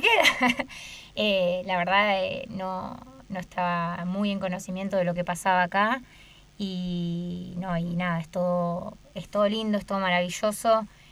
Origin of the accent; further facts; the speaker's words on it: Campana, Buenos Aires Province, Argentina; moved away as an adult; now in Antarctica; yo soy de Campana, Buenos Aires